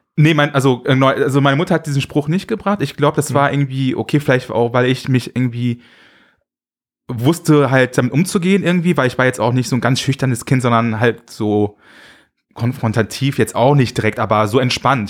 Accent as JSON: {"language": "German", "town": "Düsseldorf", "region": "North Rhine-Westphalia", "country": "Germany", "tie": "born or raised there", "said": "Ich bin ja also in Zentral halt in Düsseldorf aufgewachsen"}